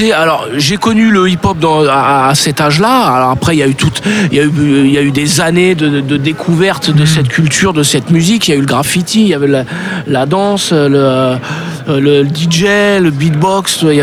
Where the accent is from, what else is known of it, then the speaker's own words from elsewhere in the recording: Paris, Île-de-France, France; moved away as an adult; Je viens de Paris.